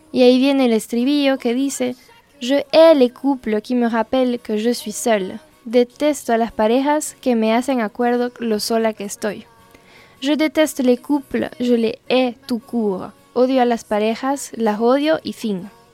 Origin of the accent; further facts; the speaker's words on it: northern France, France; now in Ecuador; una francesa del norte viviendo ahora en el exótico Ecuador